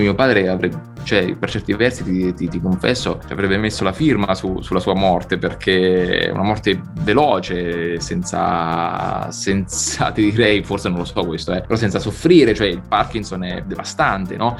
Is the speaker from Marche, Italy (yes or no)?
yes; Sibillini Mountains, inland Marche, Italy; del mio paese, che è appunto un paesino minuscolo nel, nei Monti Sibillini, l'entroterra marchigiano